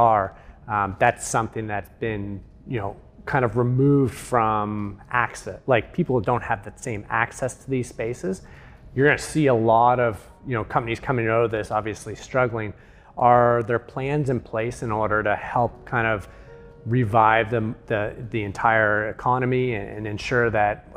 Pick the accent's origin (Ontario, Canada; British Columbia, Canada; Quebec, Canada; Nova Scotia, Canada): Nova Scotia, Canada; moved away; I moved away from Nova Scotia for a number of years